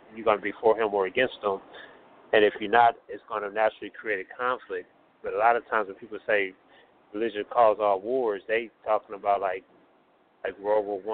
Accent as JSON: {"language": "English", "country": "United States", "said": "I'm mixed, but I'm Black American, come from American background"}